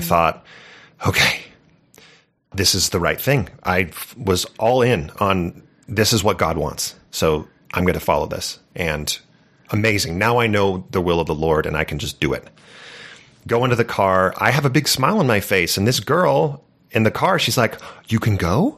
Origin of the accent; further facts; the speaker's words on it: California, United States; I grew up in California